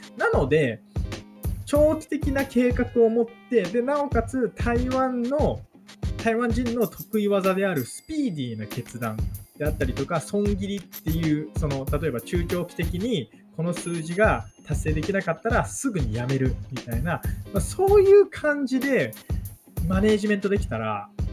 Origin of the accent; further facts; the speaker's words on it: Japan; now in Taiwan; 実績も何もないような日本人の僕が